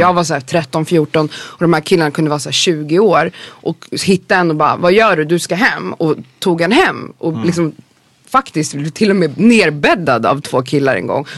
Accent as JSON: {"language": "Swedish", "town": "Stockholm", "region": "Stockholm County", "country": "Sweden", "tie": "born or raised there", "said": "jag är uppväxt där"}